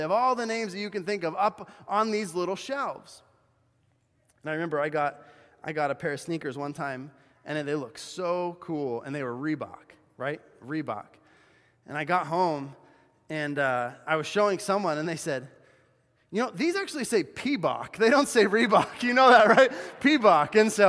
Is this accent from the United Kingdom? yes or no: no; Cochabamba, Bolivia; when I grew up in Bolivia, South America, as a missionary kid, and we would go shoe shopping in this place called the Cancha. It was this huge outdoor market in the city of Cochabamba where I lived.